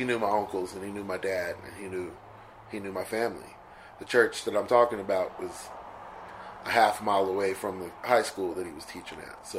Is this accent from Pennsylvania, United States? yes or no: no; Stockton, California, United States; And then we moved from East Stockton to North Stockton, and that's when I started kind of really getting serious and studying.